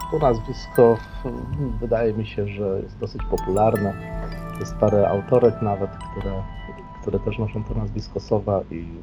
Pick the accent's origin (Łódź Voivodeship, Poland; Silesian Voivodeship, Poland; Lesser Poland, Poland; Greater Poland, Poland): Silesian Voivodeship, Poland; now in Germany; pochodzę ze Śląska, tak jak mówiłem, e, tak jak powiedziałem, akurat, że mieszkam w Niemczech, ale od lat 80., czyli już bez mała 40 lat, mieszkam tutaj w Niemczech.